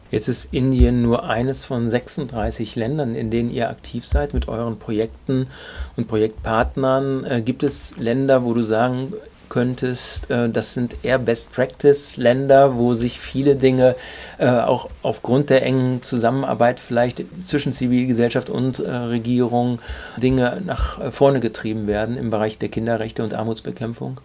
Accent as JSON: {"language": "German", "town": "Duisburg", "region": "North Rhine-Westphalia", "country": "Germany", "tie": "born or raised there", "said": "wie ich gebürtiger Duisburger bist"}